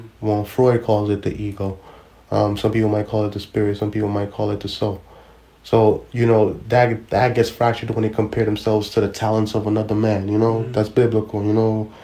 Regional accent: New York City, New York, United States; I'm a guy from Brooklyn

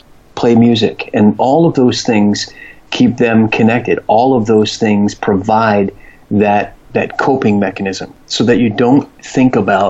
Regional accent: New York, United States; born there; I was born in New York, but I want to live in San Diego, California because of the climate

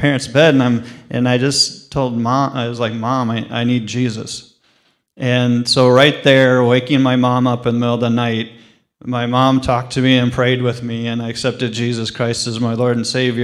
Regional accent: right outside Des Moines, Iowa, United States; now in Cedar Rapids, United States; I'm actually from right outside Des Moines in Iowa originally

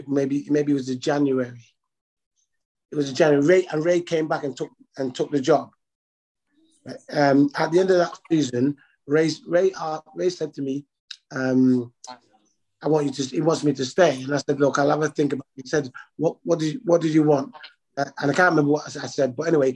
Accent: Manchester, North West England, United Kingdom; When I was growing up in Manchester

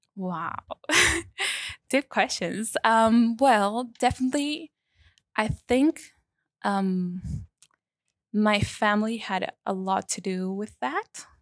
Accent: Paraguay; moved away as an adult; now in Melbourne, Australia; I come from Paraguay, South America

